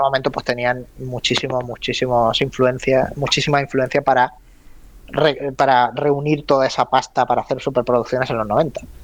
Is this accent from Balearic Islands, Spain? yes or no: no; Málaga, Andalusia, Spain; tú, y yo somos malagueños